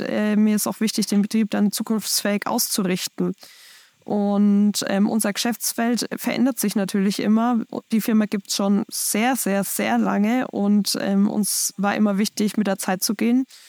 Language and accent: German; Schweinfurt, Bavaria, Germany; bei uns in Schweinfurt